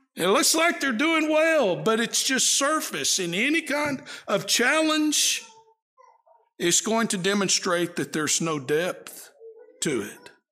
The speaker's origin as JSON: {"language": "English", "region": "East Texas", "country": "United States", "tie": "born or raised there", "said": "where I grew up in East Texas"}